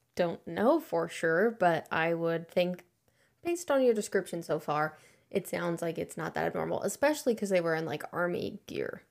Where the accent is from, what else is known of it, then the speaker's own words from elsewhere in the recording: Troy, Missouri, United States; I'm from Troy.